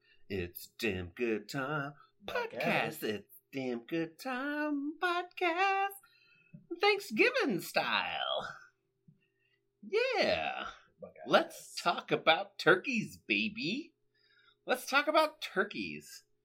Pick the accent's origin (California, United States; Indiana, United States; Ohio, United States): Ohio, United States; we're from Ohio, and Ohio sports are better than anywhere else's sports, obviously.